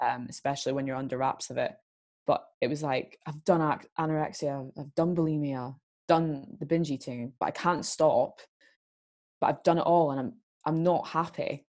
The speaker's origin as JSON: {"language": "English", "region": "Scotland", "country": "United Kingdom", "said": "I'm Scottish"}